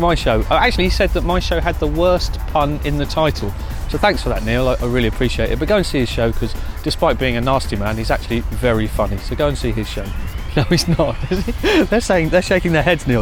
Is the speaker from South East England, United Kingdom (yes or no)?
yes; Bognor Regis, South East England, United Kingdom; Growing up in Bognor Regis, there's not a lot to do in Bognor Regis